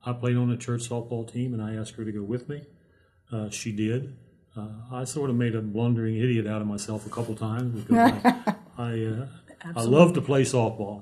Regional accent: Alexandria, Virginia, United States; now in Harrisonburg, United States; I was born in Alexandria, Virginia, in Alexandria Hospital

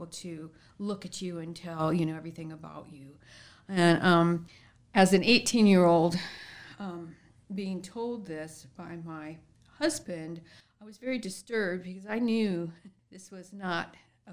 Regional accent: San Diego, California, United States; I grew up in San Diego, California

